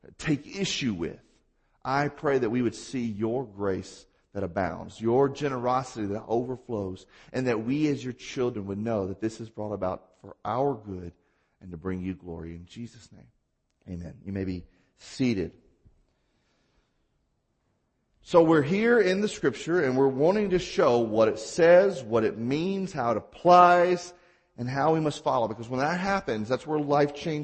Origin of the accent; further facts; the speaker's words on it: Mississippi, United States; I'm from Mississippi